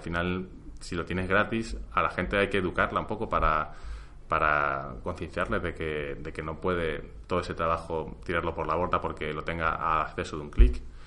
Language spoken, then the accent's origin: Spanish; Spain; en España creo que estamos acostumbrados